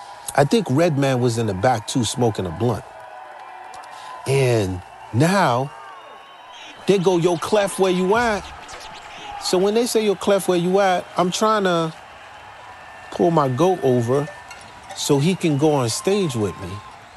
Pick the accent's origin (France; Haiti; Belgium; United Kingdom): Haiti; It must be because I come from Haiti.